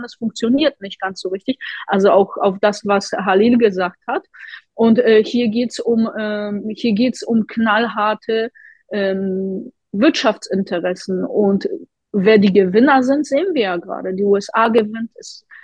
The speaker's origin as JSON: {"language": "German", "country": "Poland", "moved": "yes", "lives_now": "Hamburg, Germany", "said": "Ich komme ja selbst aus Polen"}